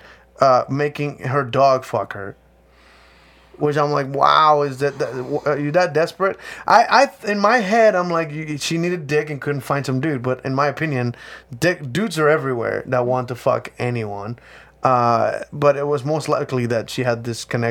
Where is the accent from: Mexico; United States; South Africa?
Mexico; I'm from Mexico